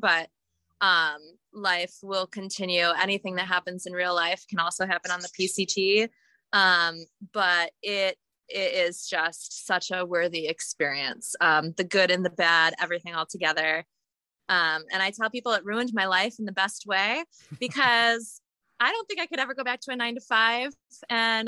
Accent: Lake Placid, New York, United States; moved away as an adult; also born or lived in Buffalo, New York; now in Bend, United States; I'm originally from the East Coast, Lake Placid, New York, and born in Buffalo

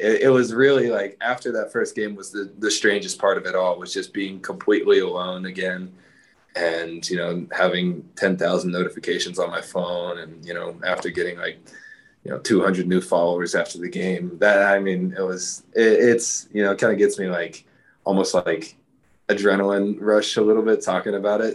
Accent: Texas, United States; I'm from Texas

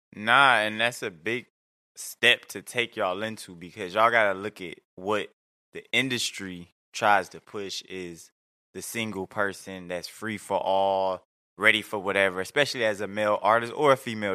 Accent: Detroit, Michigan, United States; now in Atlanta, United States; I'm out of Atlanta. I'm from Detroit

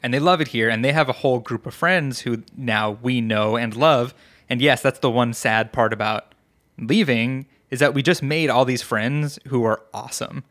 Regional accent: New York, United States; also born or lived in Colorado; now in Vancouver, Washington, United States; growing up in New York

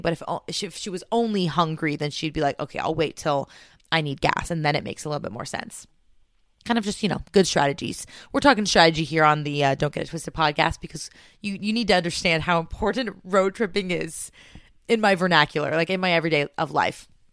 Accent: California, United States; moved away as an adult; also born or lived in New York / Washington State; now in Washington, United States; this scared little Californian

